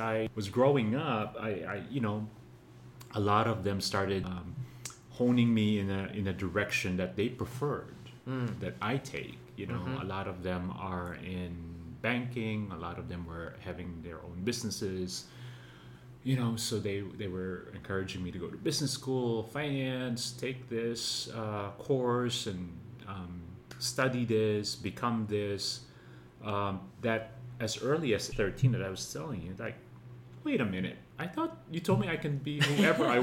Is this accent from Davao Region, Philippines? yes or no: no; Manila, Metro Manila, Philippines; I grew up, was born and raised in Manila